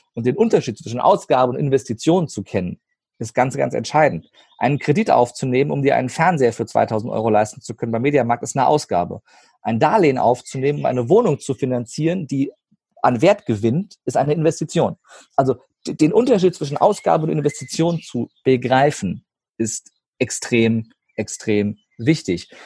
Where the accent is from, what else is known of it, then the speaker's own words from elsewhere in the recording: Rhine-Main area, Germany; Rhein-Main-Gebiet zum Beispiel, das ist meine Heimat